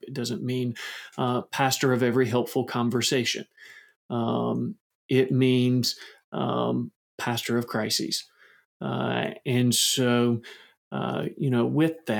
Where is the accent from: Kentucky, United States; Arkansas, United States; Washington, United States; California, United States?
Kentucky, United States; I'm from Kentucky. So I'm going to do that thing where I use a little Kentucky grammar